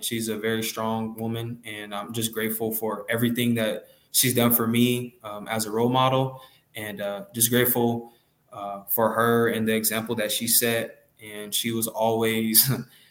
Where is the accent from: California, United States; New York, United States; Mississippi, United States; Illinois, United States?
California, United States; Los Angeles; moved away as an adult; I grew up in Los Angeles, California, and I was raised in South Central Los Angeles, California.